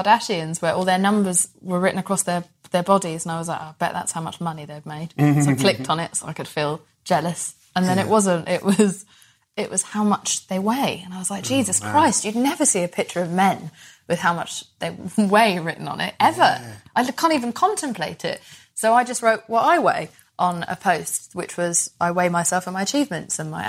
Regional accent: England, United Kingdom; I was bullied for being Pakistani in a time in England

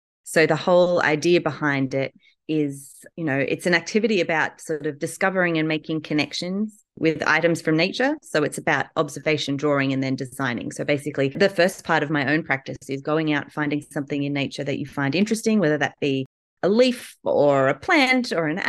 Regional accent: Newcastle, New South Wales, Australia; I'm from Australia, Newcastle in Australia

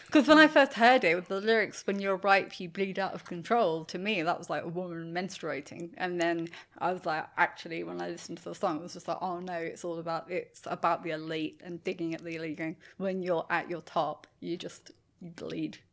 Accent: England, United Kingdom; now in Australia; being English in Australia

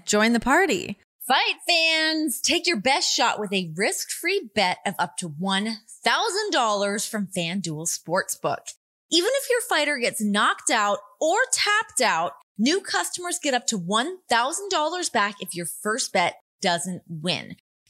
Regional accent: Canada; accent: Canadian; You know what? That's like my Canadian accent. It's gone now. I don't know how to conjure it back.

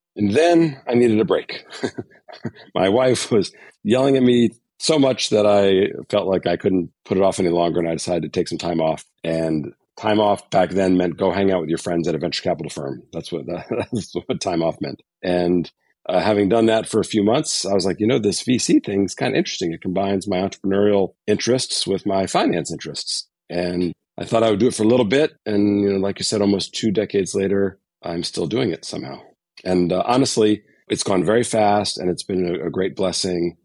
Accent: Connecticut, United States; moved away as an adult; I grew up in the East Coast, so I was in New England, grew up in Connecticut, a small suburb of New York City

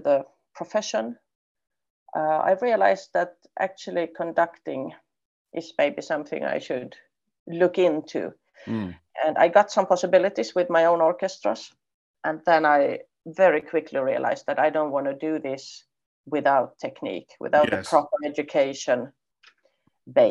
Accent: Finland; also born or lived in Poland; I'm a Swedish-speaking Finn

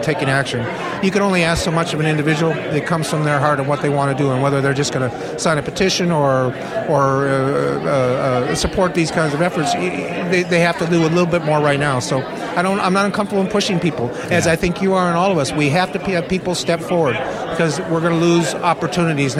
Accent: San Jose, California, United States; San Jose, my hometown

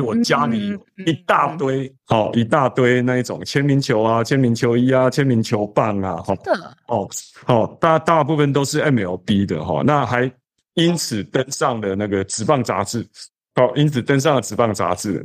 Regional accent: Taiwan; 我跟大部分的台湾人一样，哦，就是我们从小都是看棒球长大的

